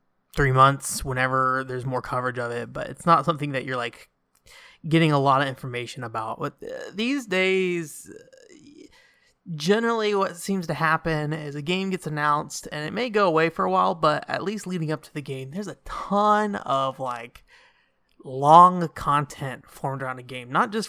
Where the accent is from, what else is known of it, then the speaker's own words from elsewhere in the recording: United States; I'm from America.